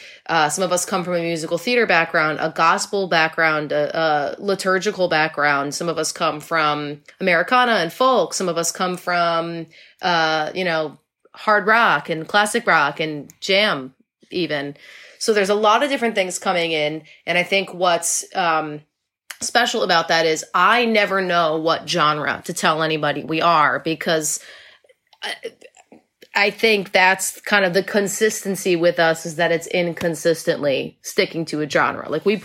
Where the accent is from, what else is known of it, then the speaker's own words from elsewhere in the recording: New England, United States; Will and I are both like true and true New Englanders.